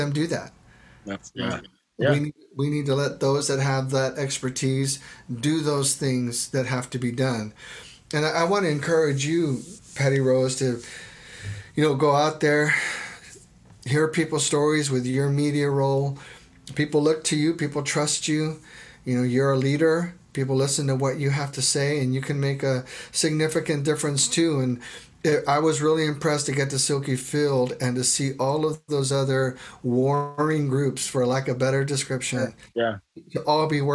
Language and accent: English; Texas, United States; now in Oregon, United States; I grew up in Texas